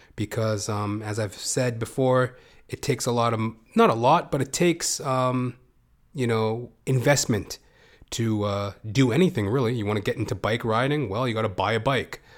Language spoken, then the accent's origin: English; Canada; as a Canadian